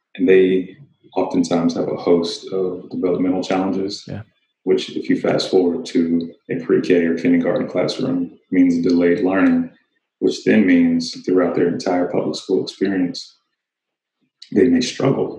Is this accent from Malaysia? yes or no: no; Kennesaw, Georgia, United States; also born or lived in Tennessee / Smyrna, Georgia; I grew up in a suburb of Atlanta called Kennesaw